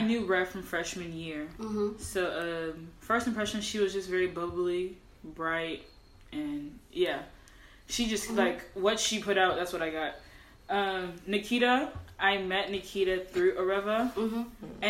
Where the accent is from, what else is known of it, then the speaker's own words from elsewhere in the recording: Houston, Texas, United States; I am from Houston, Texas, and I'm Nigerian, Igbo to be exact.